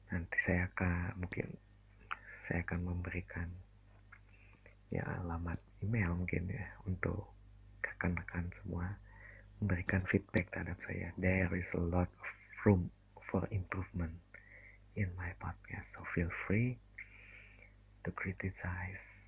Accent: Bandung, West Java, Indonesia; Saya asli Bandung

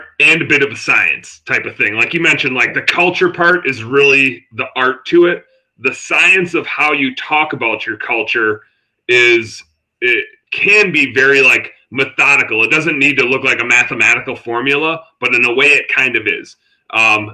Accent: Wisconsin, United States; I'm from Wisconsin

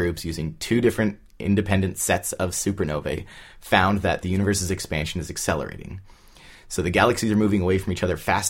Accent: Southern California, United States; I grew up in Southern California.

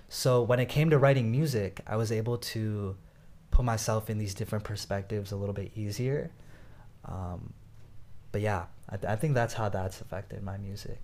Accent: Northern Virginia, United States; I was born in Northern Virginia

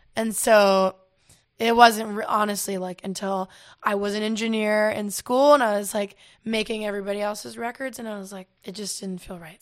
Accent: Asheville, North Carolina, United States; moved away as an adult; also born or lived in Florida; now in Los Angeles, United States; I, um, live in Asheville since I was four, and that's just where, I mean, I was born in Florida, but I moved to Asheville, and that's, like, all my formative time

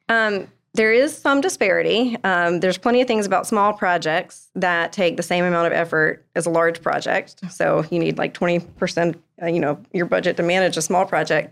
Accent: Columbia, South Carolina, United States; now in Greenville, United States; I'm from Columbia, I lived there my whole life, went to school, moving to the upstate

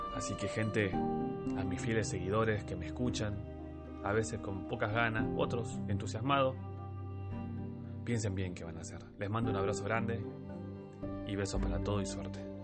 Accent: Argentina; somos argentinos

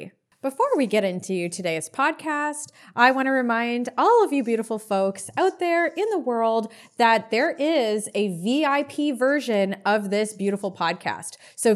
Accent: Moldova; born there; also born or lived in Canada / Israel; My family and I was born in Moldova. We lived in Canada. We were almost deported. We had to leave the country. And we lived in Israel for 3 to 4 years of my life.

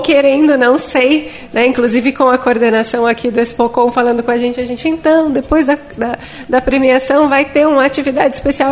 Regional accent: Belém, Pará, Brazil; now in Blumenau, Brazil; 3.487 quilômetros me separam de Belém do Pará, minha terra natal conhecida como Cidade das Mangueiras.

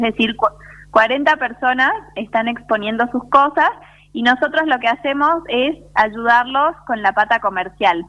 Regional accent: Salta, Argentina; also born or lived in Buenos Aires; soy de Salta, viví ah. unos años en Buenos Aires porque estudié allá, pero soy una enamorada de mi provincia, me volví porque me encanta la vida en Salta

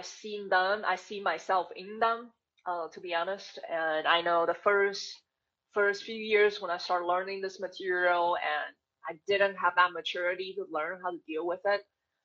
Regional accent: Taiwan; English is a second language; moved away as an adult; growing up in Taiwan, my family wasn't wealthy

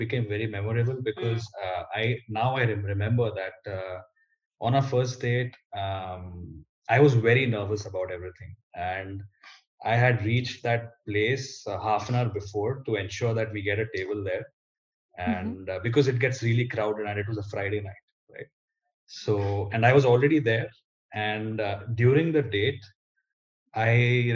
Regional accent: Mumbai, Maharashtra, India; moved away as an adult; now in Toronto, Canada; I grew up in Bombay in India and spent basically all my life there.

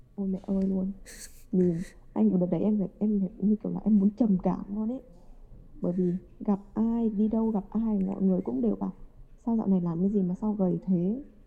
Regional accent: Vietnam; moved away as an adult; now in Japan; mình là người Việt

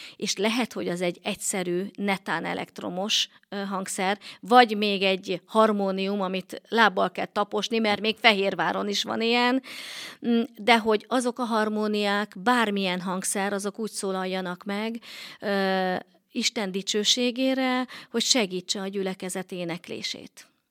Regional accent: Balassagyarmat, Nógrád, Hungary; moved away as an adult; also born or lived in Miskolc; Balasagyarmaton nőttem fel

